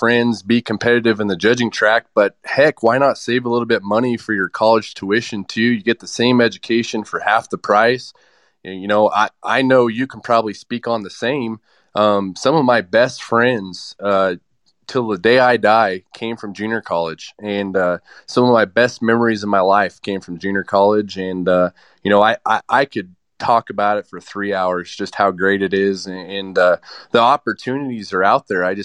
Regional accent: Arizona, United States; moved away as an adult; also born or lived in Oklahoma / Texas; now in New Mexico, United States; I'm from Arizona

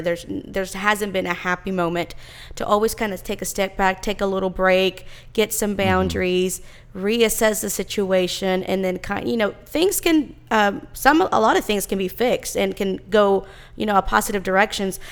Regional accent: Texas, United States; I was born in Texas and I've lived here all my life

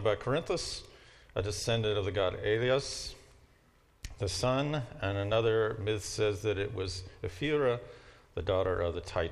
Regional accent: Louisville, Kentucky, United States; I'm from Louisville, Kentucky

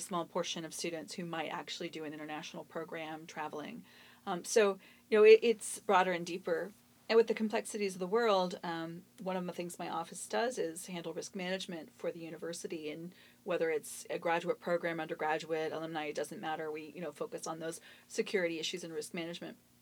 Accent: Pittsburgh, Pennsylvania, United States; moved away; I'm from the Ohio Valley, Pittsburgh area

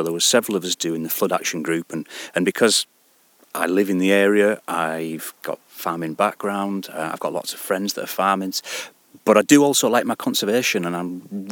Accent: Penruddock, North West England, United Kingdom; also born or lived in Glenridding; I've lived in this area all my life. So we're from Penruddock. I grew up in Penruddock

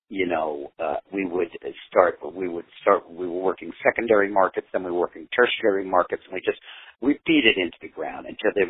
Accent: United States; I didn't know any Spanish musicians, and, I, and I'm an American artist, so a Spanish band would, you know, didn't have as much cachet for me there. I'm an American artist, so they want to see me with an American band.

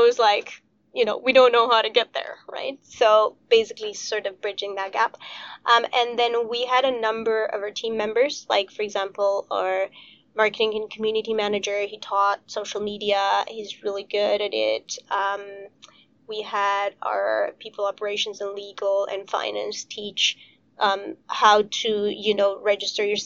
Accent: Romania; I'm from Romania

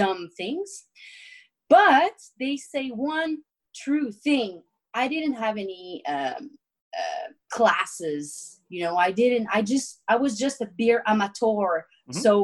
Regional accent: Victoriaville, Quebec, Canada; Victoriaville, which is my hometown

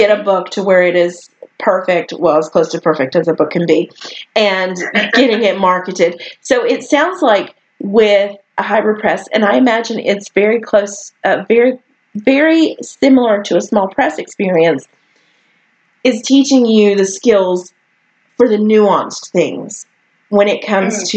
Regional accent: Virginia, United States; I was born in Virginia

